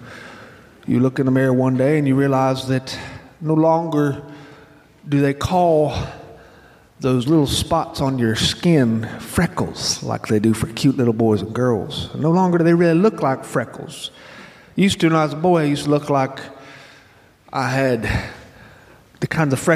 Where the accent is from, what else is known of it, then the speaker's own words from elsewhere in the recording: Choctawhatchee Bay, Florida, United States; I grew up around the Choctahatchee Bay